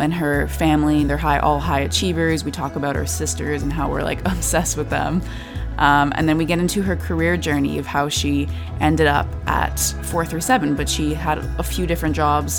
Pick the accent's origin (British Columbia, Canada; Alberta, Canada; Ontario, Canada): British Columbia, Canada; West Vancouver; I grew up in West